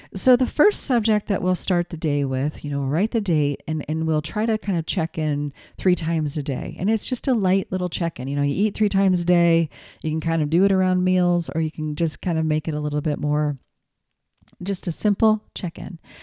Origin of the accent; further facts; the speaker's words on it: United States; also born or lived in New England; I'm an American kid, you know. Yes, I have descendants from Ireland and Scotland